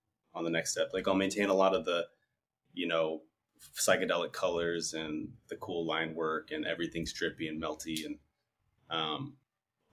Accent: United States; also born or lived in Southwest United States; I'm Mexican American. I grew up in the United States, obviously.

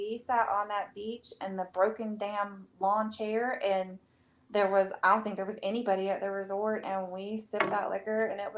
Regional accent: Illinois, United States; Well, I'm not technically from South Carolina. I'm from Illinois.

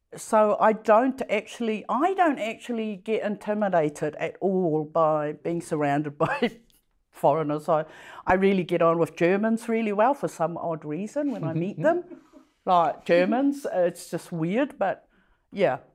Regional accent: Samoa; now in New Zealand; I grew up in Samoa

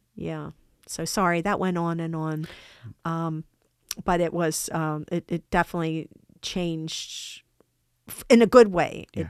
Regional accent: United States; I'm American. Yes, I'm American.

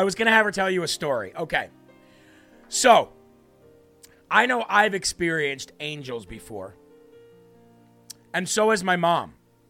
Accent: Illinois, United States; born there; now in Vermont, United States; I was born in Northwest Illinois, close to the Iowa border.

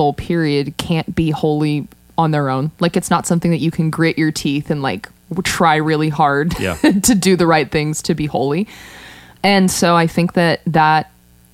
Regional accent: United States; my rights as an American

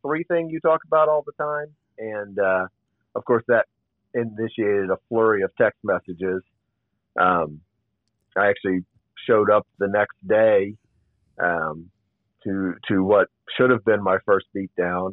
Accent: Northern Virginia, United States; I grew up in Northern Virginia, just south of D.C. Was born and raised there.

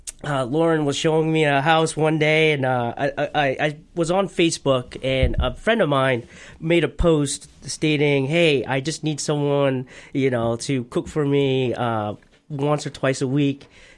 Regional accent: Portland, Maine, United States; also born or lived in California; I grew up in California. That's where I was born. Came here when I was 7. Obviously went to Reiki, King Middle, so I kind of know the area. I've been here most of my life, 25 years in Maine.

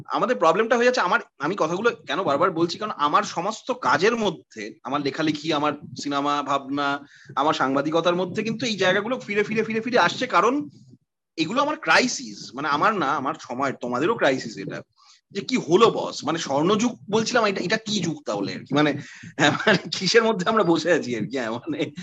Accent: Kolkata, West Bengal, India; যাদবপুর ইত্যাদি ইত্যাদি যা যা বললাম তার মধ্যে দিয়ে আমি বড় হয়েছি

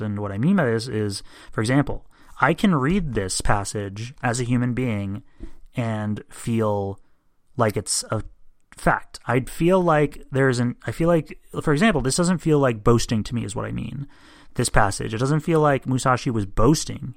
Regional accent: United States; I'm an American

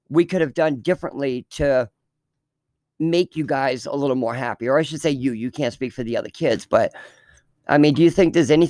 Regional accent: Fremont, United States; in the town we grew up in Fremont, it was a very rich town. Well, I don't say rich, rich town, but I mean, we were probably the poorest people that lived in that town.

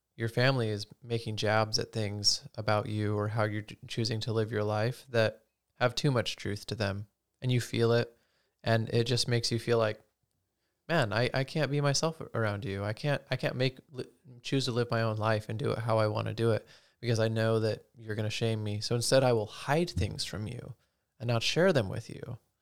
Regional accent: Utah, United States; growing up in Utah, Mormonism

